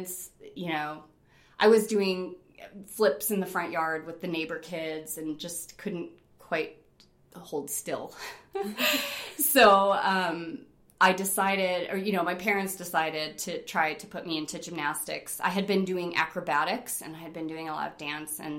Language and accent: English; Rochester, New York, United States; moved away as an adult; also born or lived in Fort Collins, Colorado; I was born and raised in Rochester, New York in 1975